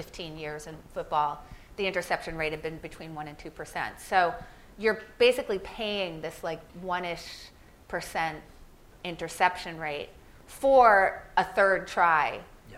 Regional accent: Philadelphia, Pennsylvania, United States; I'm from Philadelphia

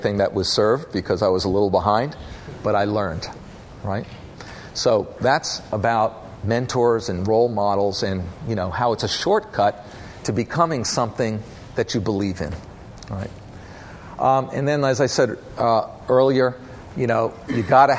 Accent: North Carolina, United States; We're originally from North Carolina, my family

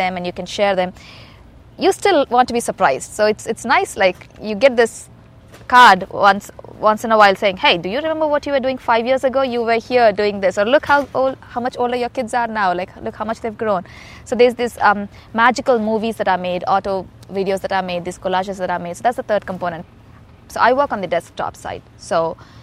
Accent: Hyderabad, Telangana, India; moved away; I grew up in India, in a city called Hyderabad.

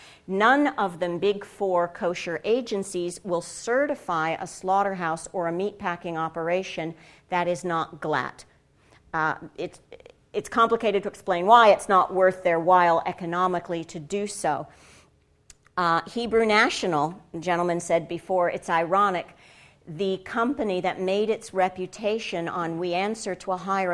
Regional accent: United States; and I say I'm a Jew, right? And then I'm an American.

